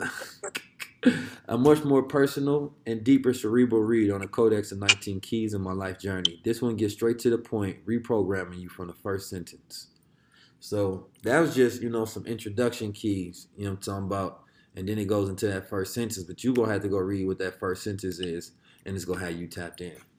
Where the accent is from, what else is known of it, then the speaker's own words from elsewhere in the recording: Oakland, California, United States; a young black Muslim growing up in Oakland in the hood